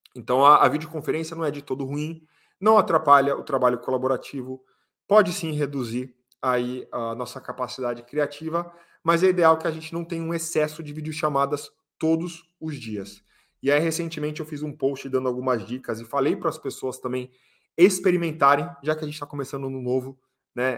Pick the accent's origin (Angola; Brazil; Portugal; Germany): Brazil; Nós somos brasileiros